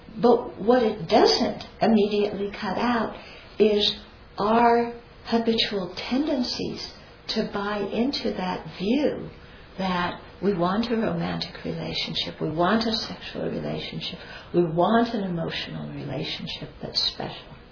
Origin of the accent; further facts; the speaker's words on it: United States; I'm American